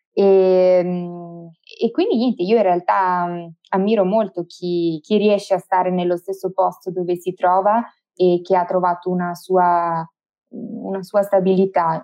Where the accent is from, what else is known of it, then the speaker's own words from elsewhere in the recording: Verona, Veneto, Italy; moved away as an adult; now in Bolzano, Italy; sono nata e cresciuta a Verona, ma attualmente eh, vivo a Bolzano